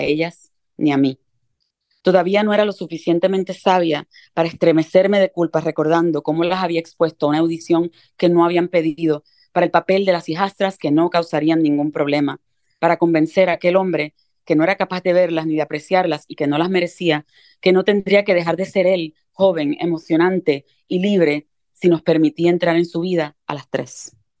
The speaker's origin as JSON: {"language": "Spanish", "town": "Carolina", "country": "Puerto Rico", "tie": "born or raised there", "also_born_or_lived": "New York, United States", "moved": "yes", "lives_now": "United States", "said": "yo vengo de un lugar muy, muy pobre, de un caserío y de un hogar muy violento en Carolina, Puerto Rico."}